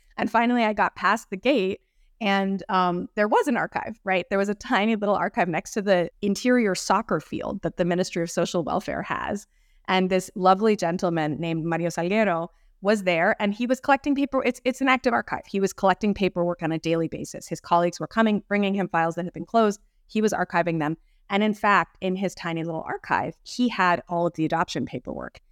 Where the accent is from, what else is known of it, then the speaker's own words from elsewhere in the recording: Boston, Massachusetts, United States; also born or lived in Mexico City, Mexico; I grew up in the Boston area with many Latin American classmates when I was in elementary school and middle school